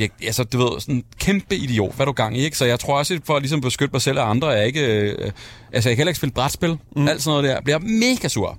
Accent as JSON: {"language": "Danish", "town": "Værløse", "region": "Capital Region of Denmark", "country": "Denmark", "tie": "born or raised there", "said": "jeg er vokset op med i Værløse"}